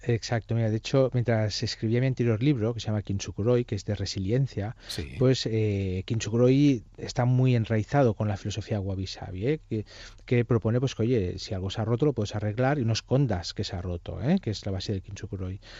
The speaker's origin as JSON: {"language": "Spanish", "region": "Catalonia", "country": "Spain", "said": "soy catalán"}